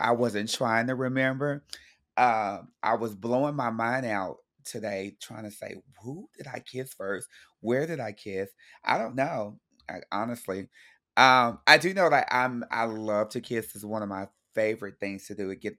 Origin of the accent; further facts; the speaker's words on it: Texas, United States; Mind you, I grew up in Texas, so rodeos are really fun.